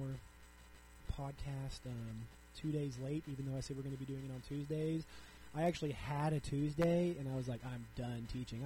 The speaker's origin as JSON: {"language": "English", "region": "Southwest Missouri", "country": "United States", "said": "I'm from Southwest Missouri, so Joplin is really close to my heart"}